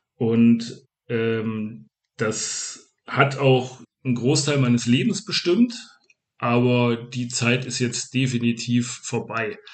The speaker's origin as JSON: {"language": "German", "region": "North Hesse", "country": "Germany", "tie": "born or raised there", "moved": "yes", "lives_now": "Göttingen, Germany", "said": "ich bin halt gebürtiger Nordhesse oder Nordosthesse besser gesagt"}